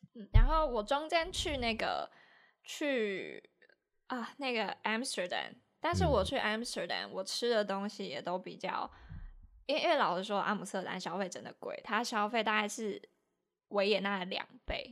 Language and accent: Chinese; Taiwan; 我是客家人